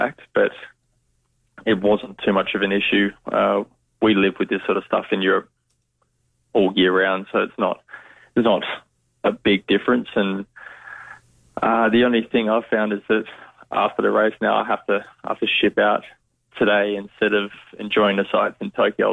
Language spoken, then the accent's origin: English; Adelaide, South Australia, Australia; I grew up young days. I was in Salisbury Heights, and we moved closer to the city in Vale Park